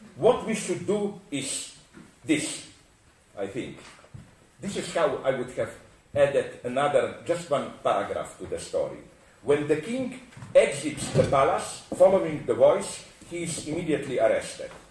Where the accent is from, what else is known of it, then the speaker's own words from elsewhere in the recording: Slovenia; I come from Slovenia, which is south of Austria.